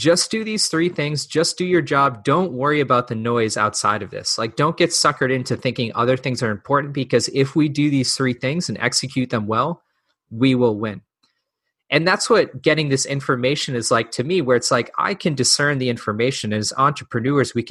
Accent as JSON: {"language": "English", "region": "New England", "country": "United States", "tie": "born or raised there", "said": "I grew up in New England"}